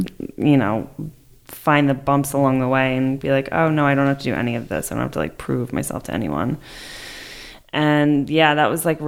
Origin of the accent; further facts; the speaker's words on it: New York, United States; I'm from New York. … I'm single.